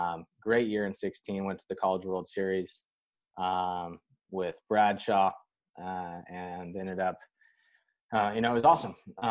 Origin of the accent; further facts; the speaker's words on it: California, United States; moved away as an adult; also born or lived in Nevada; I was originally from California.